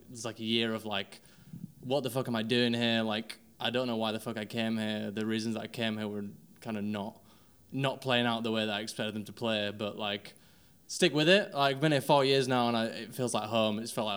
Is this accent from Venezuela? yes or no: no; Wakefield, Yorkshire and the Humber, United Kingdom; accent: northerner; now in London, United Kingdom; obviously I'm not from London, probably tell from the accent, also a fellow northerner in London, big up. So I'm from a place called Wakefield, West Yorkshire, near Leeds